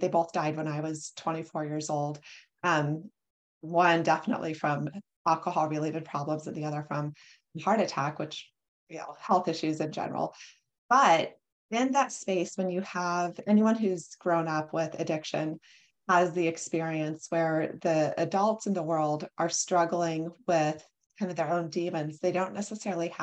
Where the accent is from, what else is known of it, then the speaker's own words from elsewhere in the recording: North Platte, Nebraska, United States; moved away; I grew up in North Platte, Nebraska. So it's in the middle of the US, a very rural area